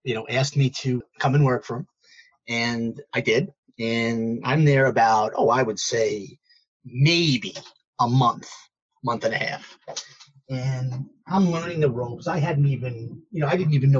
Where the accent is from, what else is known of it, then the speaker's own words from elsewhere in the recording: New York City, New York, United States; growing up in Brooklyn, I've been a Wall Street guy for too many years